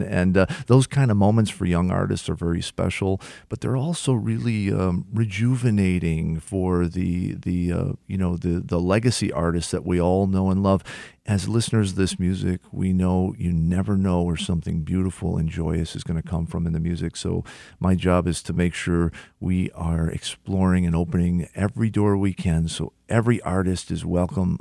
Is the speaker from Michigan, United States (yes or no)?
yes; Detroit, Michigan, United States; my hometown